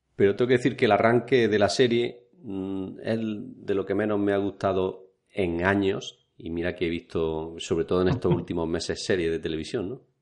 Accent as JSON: {"language": "Spanish", "country": "Spain", "said": "los que somos españoles"}